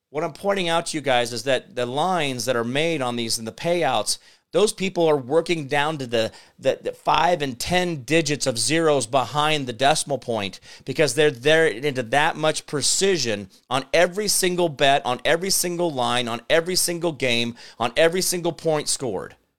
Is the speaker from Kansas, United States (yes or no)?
yes; Kansas, United States; also born or lived in Phoenix; I'm from Kansas.